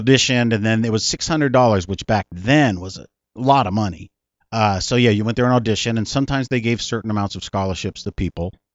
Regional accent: South San Francisco, California, United States; also born or lived in Pacifica / San Bruno; South San Francisco is where I grew up, but I was born in San Francisco

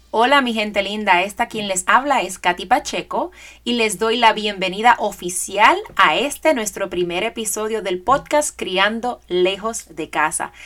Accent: Puerto Rico; moved away as an adult; now in Georgia, United States; yo soy puertorriqueña, nacida y criada en Puerto Rico

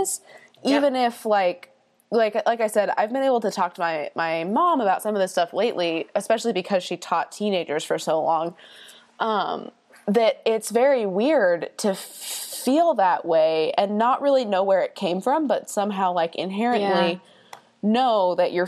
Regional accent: Dallas, Texas, United States; I'm from Dallas

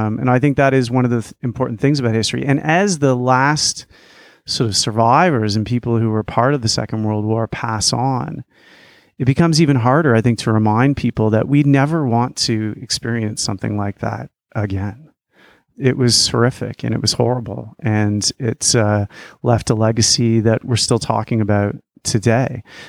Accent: Canada; born there; I was born in Canada in 1975. And, you know, our country during that time, there have been people who've been off to fight in wars.

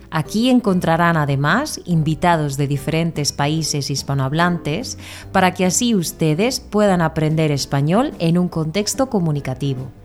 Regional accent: Spain; de España y es un placer para mí estar aquí de nuevo para ayudaros a aprender.

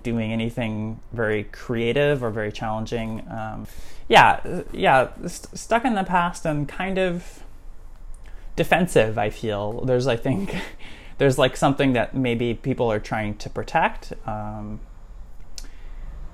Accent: Saskatoon, Saskatchewan, Canada; moved away as an adult; also born or lived in Montreal; I grew up in Saskatoon

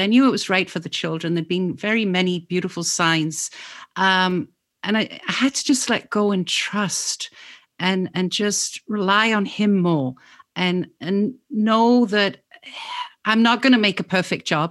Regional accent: England, United Kingdom; moved away; also born or lived in Oxford, England; I'm actually from England

